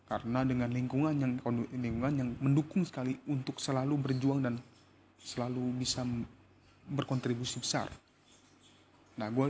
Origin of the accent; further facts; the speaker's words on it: Tangerang, Banten, Indonesia; born there; gue lahir di Tangerang pada tanggal 20 September 2000.